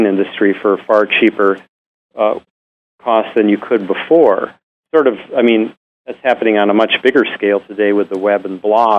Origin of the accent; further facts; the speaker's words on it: North Dakota, United States; I was born and raised in North Dakota